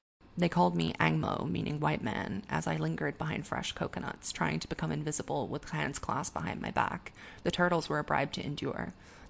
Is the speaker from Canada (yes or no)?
no; Singapore; about growing up in Singapore as a young gay expatriate and dealing with things like censorship and internalized homophobia